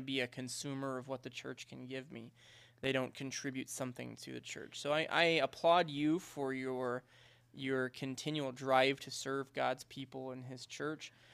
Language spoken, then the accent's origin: English; Fort Smith, Arkansas, United States; moved away; I grew up in Arkansas. I don't know if you know that, but I grew up in Fort Smith, Arkansas